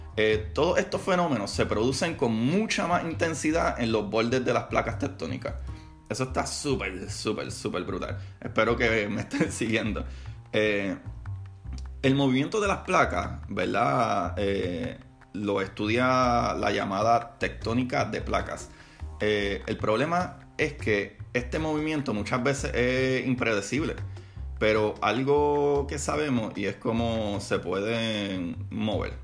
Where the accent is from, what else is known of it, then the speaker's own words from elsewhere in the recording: Puerto Rico; en mi país, Puerto Rico